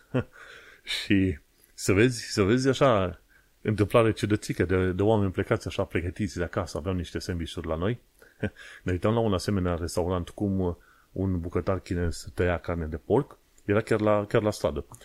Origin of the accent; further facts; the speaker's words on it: Romania; now in London, United Kingdom; ca român